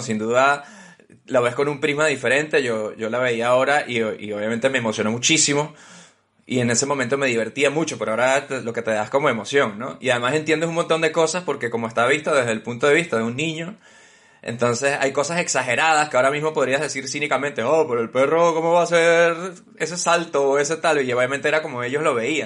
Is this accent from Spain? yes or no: no; Caracas, Capital District, Venezuela; nuestras infancias ya en, Caracas